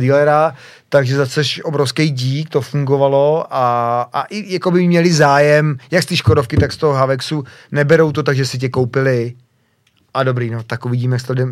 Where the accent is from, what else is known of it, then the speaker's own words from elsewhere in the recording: Czechia; jsem hrdý Čech